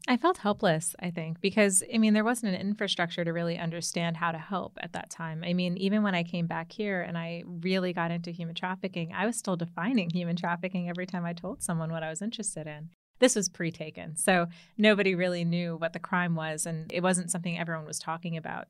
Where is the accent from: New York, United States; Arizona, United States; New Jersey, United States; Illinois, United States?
New York, United States; Commack; moved away as an adult; now in Washington, D.C., United States; I, I've grew up in New York